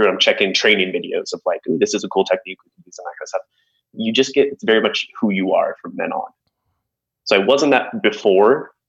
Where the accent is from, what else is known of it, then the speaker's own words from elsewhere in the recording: Prescott, Arizona, United States; I'm from Prescott. It's a little small town up in the mountains. Population about 31,000, I believe, when I was in school there.